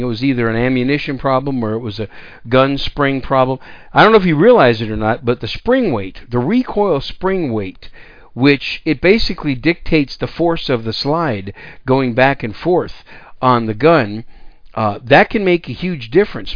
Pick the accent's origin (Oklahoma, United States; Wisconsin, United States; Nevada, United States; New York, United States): Wisconsin, United States; also born or lived in Texas; now in San Antonio, United States; I grew up in Wisconsin. I'm a, I'm a former cheesehead, and that's my home state.